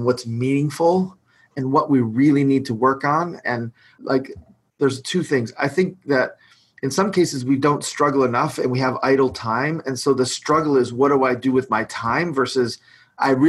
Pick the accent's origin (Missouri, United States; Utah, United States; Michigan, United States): Michigan, United States; Detroit; I'm from Detroit